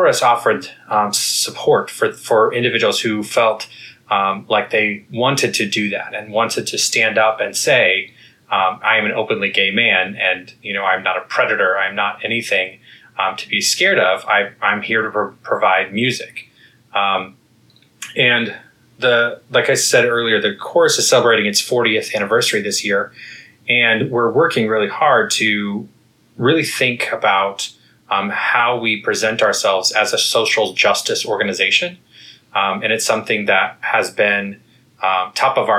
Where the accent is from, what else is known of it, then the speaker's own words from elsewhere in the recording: Kansas, United States; moved away as an adult; also born or lived in Texas / Connecticut; now in Washington, D.C., United States; I am originally from the Midwest. I grew up in Kansas